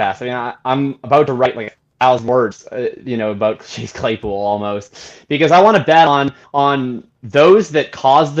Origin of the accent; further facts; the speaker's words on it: Canada; as a Canadian